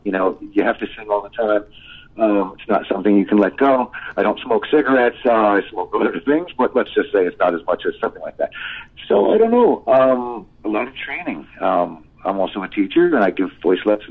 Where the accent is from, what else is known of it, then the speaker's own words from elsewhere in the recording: Paramus, New Jersey, United States; also born or lived in Hackensack, New Jersey; I grew up in Paramus, New Jersey